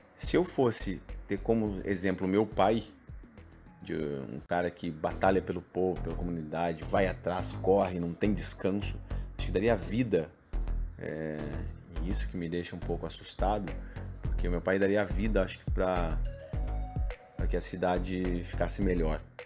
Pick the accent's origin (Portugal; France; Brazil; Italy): Brazil; Alvorada, Rio Grande do Sul; nasci em Alvorada e aí eu fui criado no Jardim Leopoldina até meus 11, 12